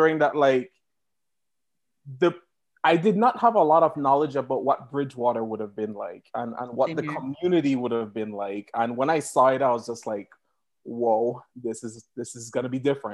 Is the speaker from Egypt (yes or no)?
no; Belize; moved away as an adult; also born or lived in Massachusetts; now in Idaho, United States; I was born and raised in Belize